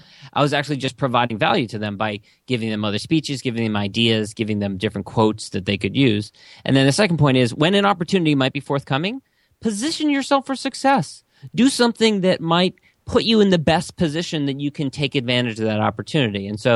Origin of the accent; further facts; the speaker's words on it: Los Angeles, California, United States; One, after graduating, I was from Los Angeles.